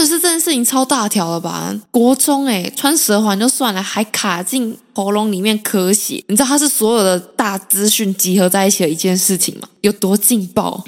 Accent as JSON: {"language": "Chinese", "region": "southern Taiwan", "country": "Taiwan", "tie": "born or raised there", "said": "因为我的家乡算是在南部"}